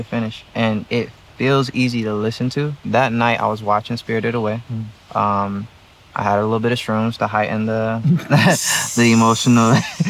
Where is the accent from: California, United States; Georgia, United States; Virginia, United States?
Georgia, United States; Atlanta; also born or lived in Baltimore; I come from Atlanta. I come from Baltimore.